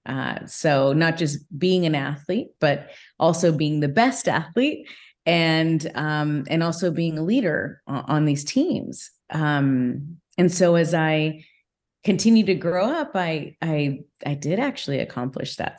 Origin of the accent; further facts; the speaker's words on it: Whittier, California, United States; i grew up actually in whittier california